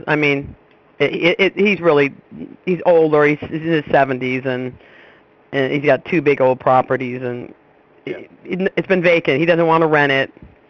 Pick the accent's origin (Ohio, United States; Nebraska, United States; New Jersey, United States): Ohio, United States; Youngstown; I am from Youngstown, Ohio.